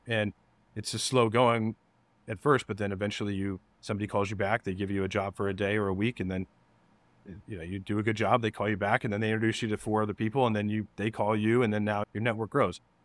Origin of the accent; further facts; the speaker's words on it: Denver, Colorado, United States; moved away as an adult; also born or lived in Kansas / Nebraska; I moved to Denver when I was seven years old. Um, grew up there